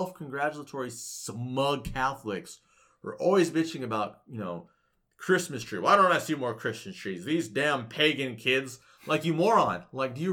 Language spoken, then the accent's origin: English; Mexico; with Mexicans, the way we celebrate Dia de los Muertos